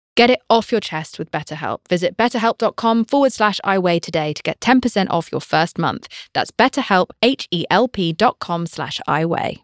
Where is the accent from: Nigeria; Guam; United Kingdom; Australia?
United Kingdom; I'm British